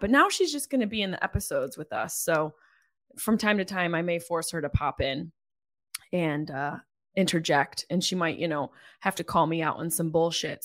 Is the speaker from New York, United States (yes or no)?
yes; Syracuse, New York, United States; moved away; my hometown